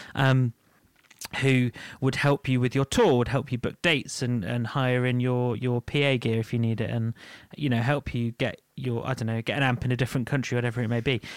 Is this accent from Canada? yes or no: no; United Kingdom; We're British.